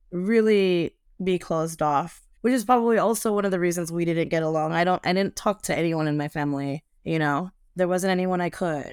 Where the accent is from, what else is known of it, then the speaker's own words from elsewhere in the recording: Los Angeles, California, United States; moved away as an adult; now in Turkey; I'm from Los Angeles